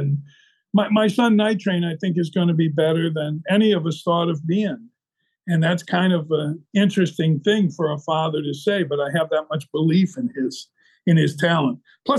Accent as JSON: {"language": "English", "town": "Tucson", "region": "Arizona", "country": "United States", "tie": "born there", "also_born_or_lived": "New Mexico", "said": "I was born in Tucson. We lived in the mountains of New Mexico."}